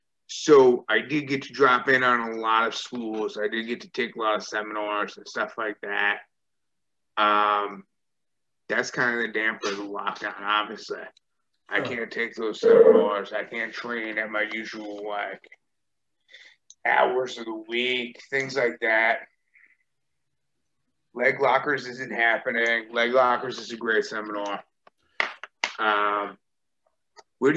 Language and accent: English; Australia; ooh, visa issues because I'm from Australia.